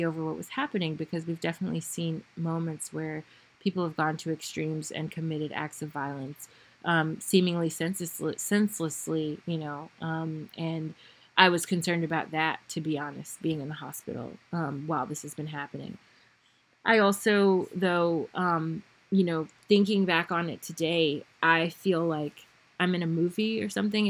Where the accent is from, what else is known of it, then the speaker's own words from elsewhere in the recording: United States; I am American from the United States. I know my people